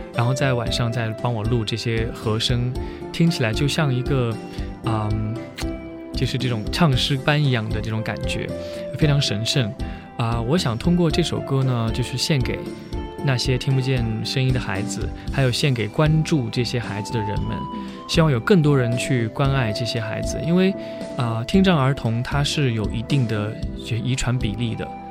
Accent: Sichuan, China; moved away; 其实因为我自己小时候是在四川长大的，我在四川生活过十年

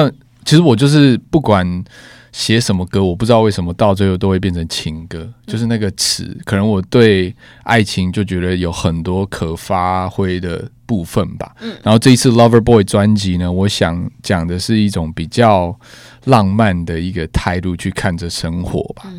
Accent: Hsinchu, Taiwan; now in Taipei, Taiwan; 我也是新竹人，对，而且我爸妈现在也都在新竹，所以有空都会回去跟爸妈。

